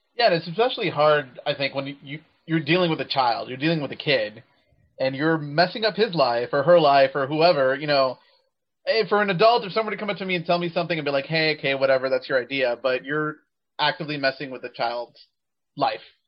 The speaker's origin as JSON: {"language": "English", "region": "Texas", "country": "United States", "tie": "born or raised there", "said": "my home state of Texas"}